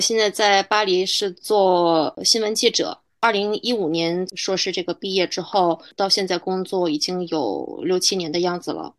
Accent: Hebei, China; moved away as an adult; also born or lived in Beijing; now in Paris, France; 在我们河北那边找的大学里面的韩，韩语系老师先把课业提前学完

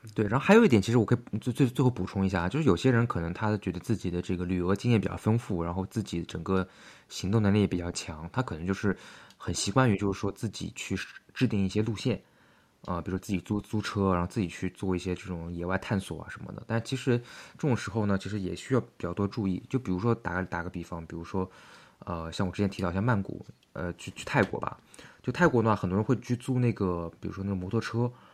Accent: China; 我是中国来的

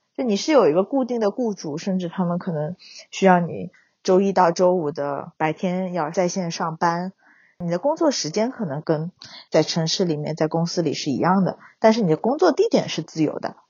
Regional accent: Wenzhou, Zhejiang, China; now in Huzhou, China; 我老家是温州

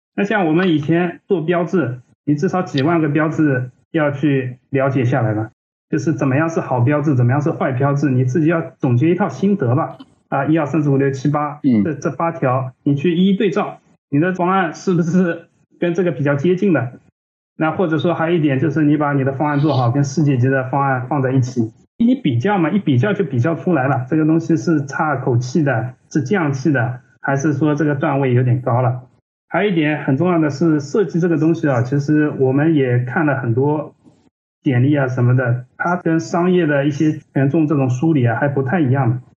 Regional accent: Ningbo, Zhejiang, China; moved away as an adult; also born or lived in Hangzhou / Shanghai; 因为我是宁波人嘛，我当时是在宁波嗯。做设计的

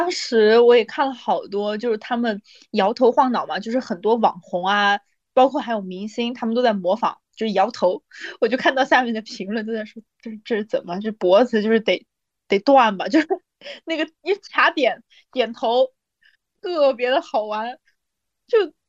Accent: Beijing, China; 我是北京的，你知道吧？

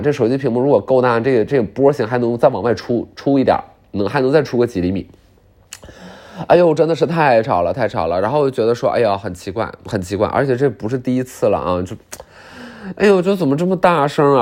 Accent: Northeast China, China; 我作为东北人吧

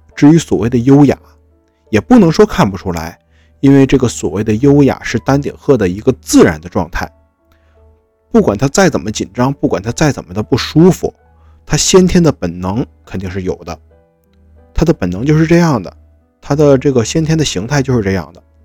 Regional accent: Northeast China, China; 我也是东北人，我也是热情好客的

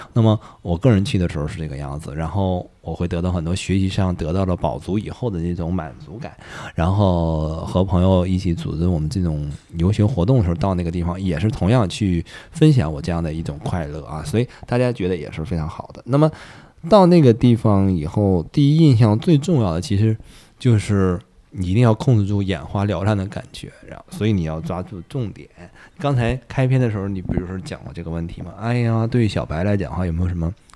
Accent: China; 我们中国人

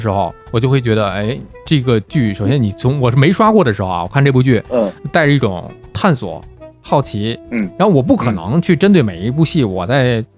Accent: Tianjin, China; 我作为一个天津人

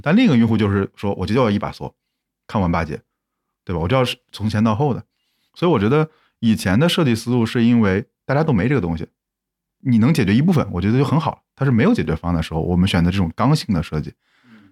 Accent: Zhengzhou, Henan, China; moved away; 我可能回到我老家郑州

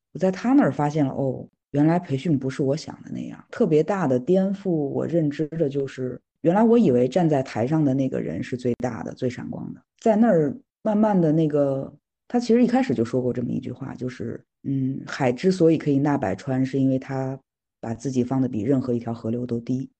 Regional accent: Qinghai-Tibet Plateau, Northwest China, China; moved away as an adult; now in Beijing, China; 我是西北人，在青藏高原长大

